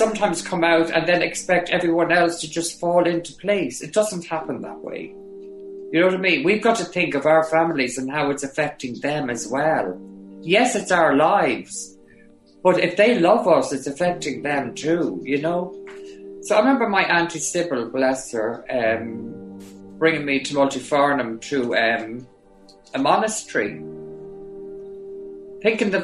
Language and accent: English; Granard, County Longford, Ireland; my hometown as …, with my sister there, my nieces there, family friends there